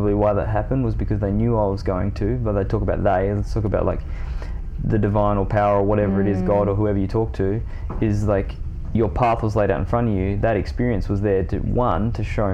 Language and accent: English; Tom Price, Western Australia, Australia; I grew up in the Pilbara in Western Australia at this point, Tom Price.